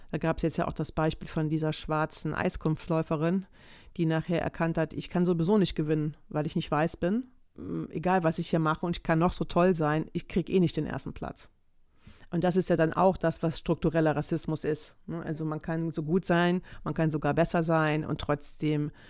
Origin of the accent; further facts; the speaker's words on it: Greece; ich bin Grieche, ne?